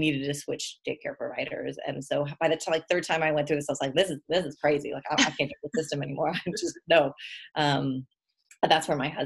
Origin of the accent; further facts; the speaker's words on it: Texas, United States; moved away as an adult; I'm from Texas